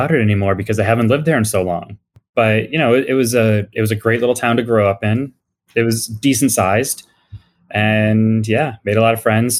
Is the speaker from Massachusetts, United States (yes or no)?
yes; West Springfield, Massachusetts, United States; moved away as an adult; now in Boston, United States; Yeah, I grew up in Western Mass. So an hour and a half west of Boston in West Springfield. Mm-hmm. My parents grew up there. I grew up there. And I moved to, believe it or not, wow, this month is 23 years ago, I moved to Boston.